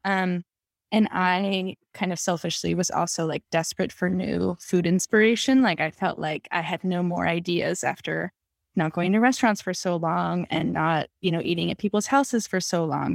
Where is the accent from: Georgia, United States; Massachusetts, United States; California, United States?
California, United States; Los Angeles; moved away as an adult; also born or lived in Berkeley / Brooklyn, New York; I grew up in Los Angeles where, you know, we have fresh things all year round